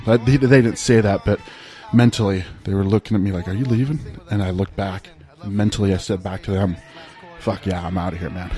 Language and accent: English; northeastern Ohio, United States; I grew up in northeastern Ohio